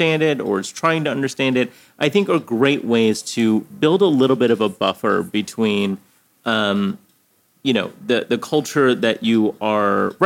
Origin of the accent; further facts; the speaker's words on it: United States; both as an American and, you know, coming with my parents coming from Korea